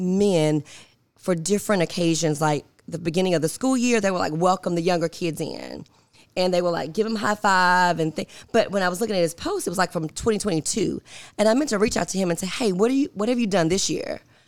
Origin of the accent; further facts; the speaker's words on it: Binghamton, New York, United States; So for me, I grew up in Binghamton. My mom sent me to private schools.